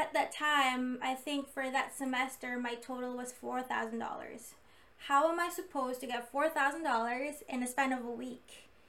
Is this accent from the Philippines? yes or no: yes; Philippines; I don't have credit at all because I came from the Philippines.